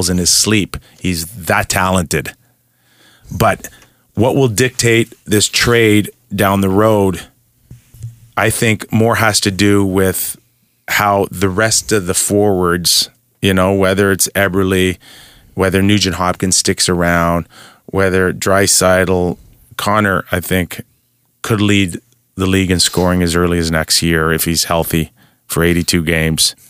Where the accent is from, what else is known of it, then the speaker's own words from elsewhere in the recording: Toronto, Ontario, Canada; I'm from Toronto. It's my hometown.